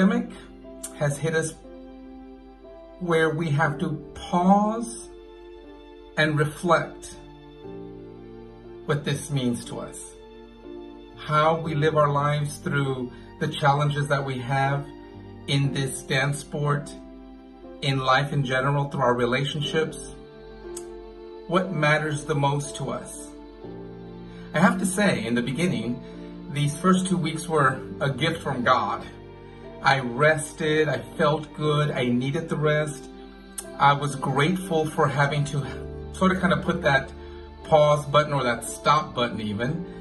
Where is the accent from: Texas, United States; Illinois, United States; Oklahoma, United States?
Texas, United States; San Antonio; now in Belgium; my hometown in San Antonio, Texas